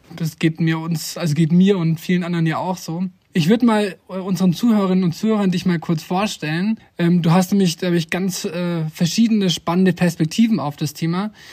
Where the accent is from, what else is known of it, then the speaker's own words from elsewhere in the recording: Germany; bei uns in Deutschland